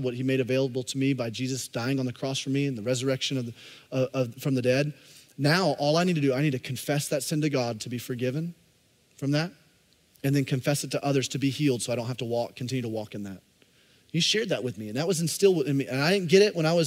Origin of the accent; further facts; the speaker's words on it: Alabama, United States; I grew up in Alabama